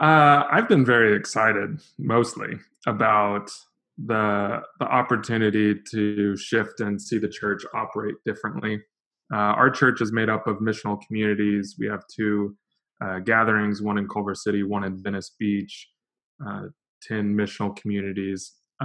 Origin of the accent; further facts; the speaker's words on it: Lisbon, Portugal; also born or lived in Portland, United States; now in Los Angeles, United States; I grew up in Western Europe, in Lisbon, Portugal. That's actually where my wife is from.